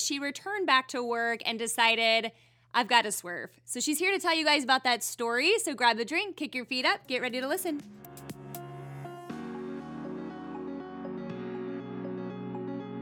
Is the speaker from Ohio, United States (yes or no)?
no; St. Louis, Missouri, United States; born or raised there; moved away